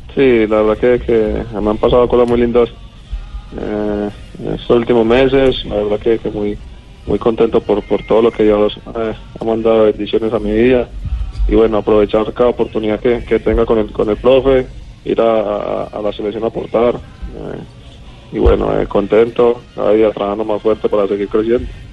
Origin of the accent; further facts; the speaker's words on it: Colombia; now in Argentina; como todo colombiano